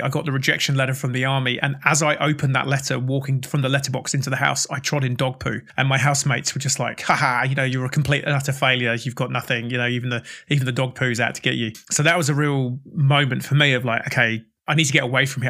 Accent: Oxford, South East England, United Kingdom; moved away as an adult; also born or lived in Australia; now in Christchurch, New Zealand; originally from the U K, uh, so I was born in Oxford, which is down in the south of England, and currently living in, uh, Christchurch in New Zealand

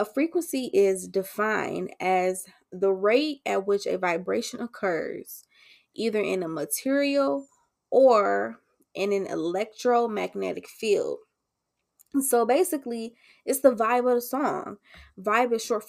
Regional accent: Detroit, Michigan, United States; I was born and raised in Detroit. I grew up on the east side

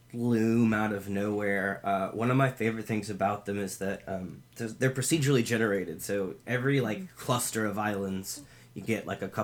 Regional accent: the South, United States; Can you tell we're from the South?

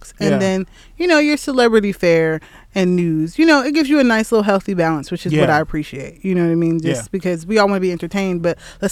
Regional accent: New York City, New York, United States; moved away; also born or lived in Manhattan, New York; Raised in Brooklyn for the most part.

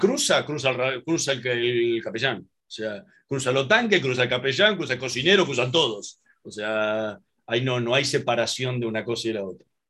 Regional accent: Argentina

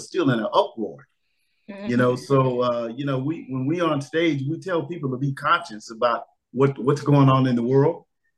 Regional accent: Los Angeles, California, United States; We came from the Watts area in Los Angeles.

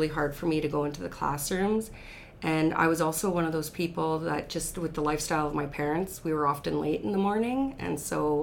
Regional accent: the Battlefords, Saskatchewan, Canada; born or raised there; also born or lived in Red Deer, Alberta

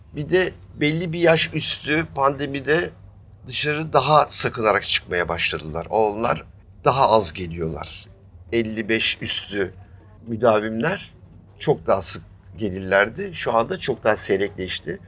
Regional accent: Istanbul, Turkey; ben doğma büyüme Üsküdarlıyım.

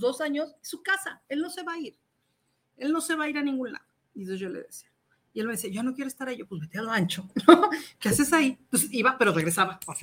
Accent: Querétaro, Mexico; now in Mexico City, Mexico; Yo soy queretana. Llego a vivir a México

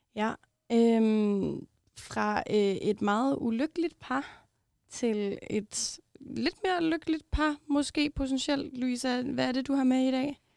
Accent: Copenhagen, Capital Region of Denmark, Denmark; Jeg var selv fra Amager.

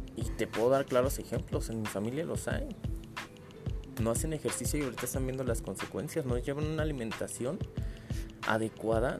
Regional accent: Mexico City, Mexico; yo soy de la alcaldía Gustavo Madero

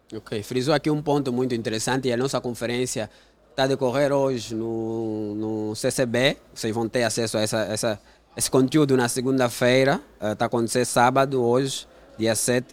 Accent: Angola; sou de uma família humilde, cresci no Golfo

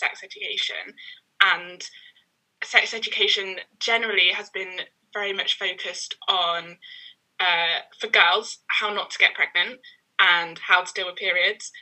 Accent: London, United Kingdom; also born or lived in Sheffield; I'm from East London. But I spent 3 years at uni in Sheffield and now I'm back.

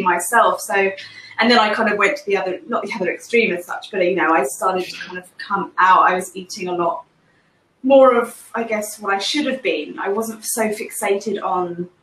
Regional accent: England, United Kingdom; now in Singapore; I'm from England originally, but I'm currently living in Singapore

